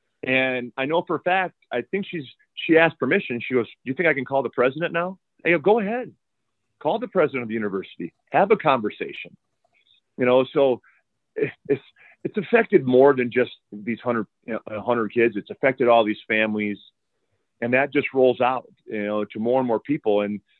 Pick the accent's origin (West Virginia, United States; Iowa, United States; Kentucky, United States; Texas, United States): Iowa, United States; now in Tucson, United States; I mean, I grew up in Iowa